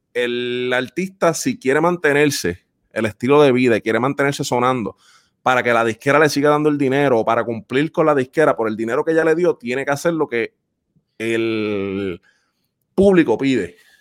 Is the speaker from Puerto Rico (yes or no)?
yes; Puerto Rico; los que somos puertorriqueños y que nos gusta esa música, yo que crecí en el campo